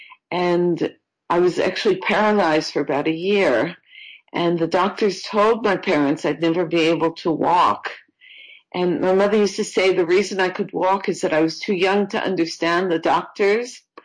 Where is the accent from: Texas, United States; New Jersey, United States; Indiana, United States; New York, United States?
New York, United States; moved away as an adult; also born or lived in Florida; I'm from New York originally, and I was living in Florida